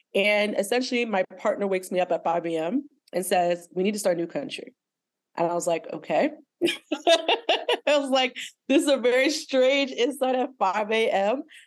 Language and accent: English; Nigeria; also born or lived in Lagos, Nigeria; now in United States; I'm Nigerian American, right? So I'm Nigerian, but I live in America. I've also lived in Lagos